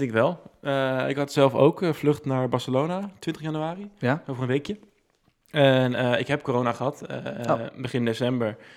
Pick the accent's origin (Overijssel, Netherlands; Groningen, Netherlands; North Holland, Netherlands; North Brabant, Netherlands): Overijssel, Netherlands; Deventer; Ik kom uit Deventer